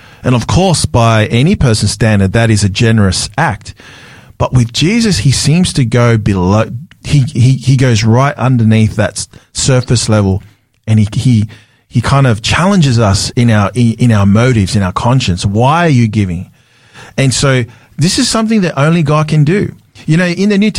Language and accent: English; Sydney, New South Wales, Australia; my early experience in the Tongan Church, in the Methodist Church, where I grew up in Sydney